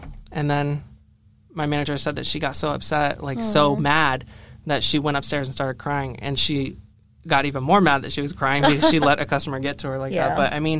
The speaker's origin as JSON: {"language": "English", "region": "Florida", "country": "United States", "moved": "yes", "said": "I'm from Florida"}